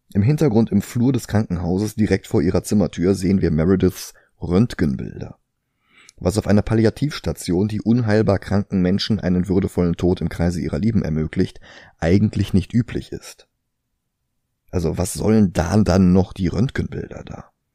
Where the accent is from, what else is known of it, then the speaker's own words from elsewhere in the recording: Germany; bei uns in Deutschland